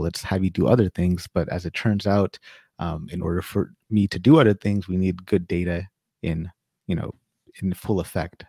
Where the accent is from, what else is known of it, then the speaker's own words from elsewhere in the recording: Sacramento, California, United States; moved away as an adult; now in Winnipeg, Canada; originally I'm from California, Sacramento, California, born and raised